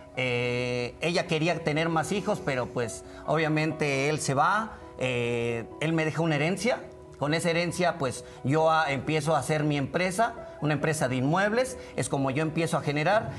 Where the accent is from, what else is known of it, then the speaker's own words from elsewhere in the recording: Veracruz, Mexico; nosotros somos de Veracruz